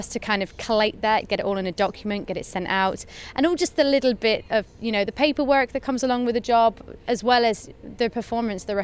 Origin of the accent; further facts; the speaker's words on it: South West England, United Kingdom; I'm from the southwest of England.